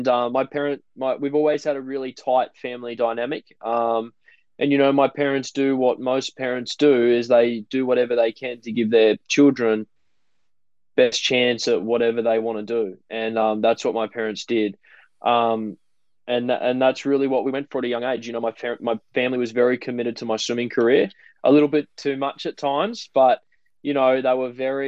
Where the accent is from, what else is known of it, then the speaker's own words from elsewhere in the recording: Gold Coast, Queensland, Australia; also born or lived in Baulkham Hills, Sydney, New South Wales; my family took the leap of faith, I guess, or the risk factor of moving to the Gold Coast when I was 6 months old